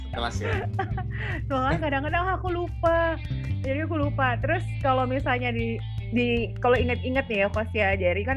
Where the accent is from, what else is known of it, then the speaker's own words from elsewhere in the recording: Pekanbaru, Riau, Indonesia; kalau misalnya aku memang gedenya di Pekanbaru terus kita ngobrolnya ya pakai aku dan kau gitu ya uh, apa namanya kita juga orang yang memang besar di Pekanbaru Riau gitu